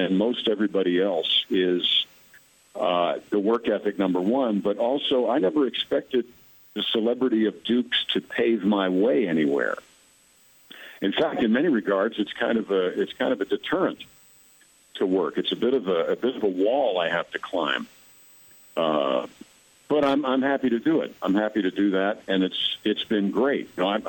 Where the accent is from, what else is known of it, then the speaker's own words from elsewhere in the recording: Mount Kisco, New York, United States; I'm from Mount Kisco, New York, and I used to be in a fireman's parade with my grandfather back in the 60s.